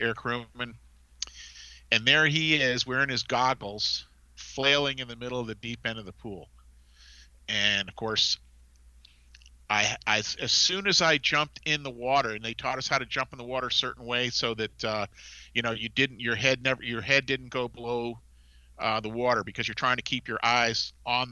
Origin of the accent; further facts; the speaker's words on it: Massachusetts, United States; I was from Massachusetts